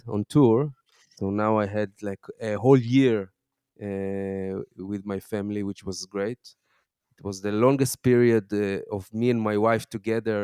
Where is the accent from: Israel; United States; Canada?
Israel; Tel Aviv, Tel Aviv District; I grew up in Tel Aviv, but as my first boy was born, we changed the direction.